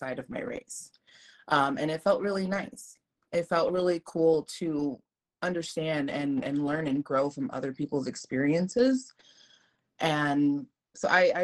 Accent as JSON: {"language": "English", "country": "United States", "tie": "born or raised there", "said": "I'm Mexican American, so I was born here in the United States"}